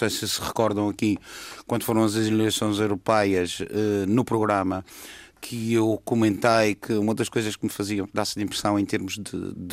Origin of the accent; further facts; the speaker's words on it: Madeira, Portugal; E, além disso, é madeirense e, sendo madeirense, tenho de pensar também no vinho da Madeira.